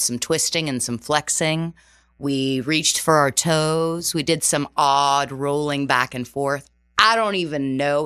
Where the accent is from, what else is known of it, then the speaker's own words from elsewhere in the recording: just outside of Toronto, Ontario, Canada; first language Portuguese; moved away as an adult; also born or lived in Terceira Island, Azores, Portugal; now in New York City, United States; I was born in Terceira Island. Uh, so was my entire family. And, uh, my father and mother decided to immigrate when I was two years old to Canada. So just outside of Toronto.